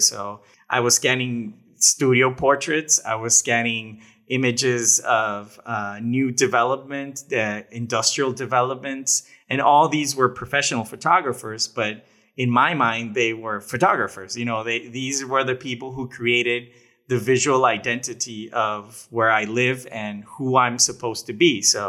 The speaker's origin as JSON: {"language": "English", "town": "Monterrey", "region": "Nuevo León", "country": "Mexico", "tie": "born or raised there", "also_born_or_lived": "Dominican Republic", "said": "Yeah, I was born in Dominican Republic and then moved to Mexico in 1990, and I've lived here ever since, and I live some time in Canada, some time in the U.S., but most of the time here in Monterrey, Mexico"}